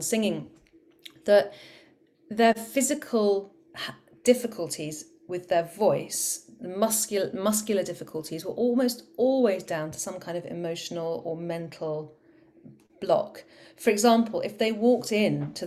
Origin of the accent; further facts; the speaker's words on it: Cornwall, South West England, United Kingdom; I'm from Cornwall, and down in Cornwall we say proper job to everything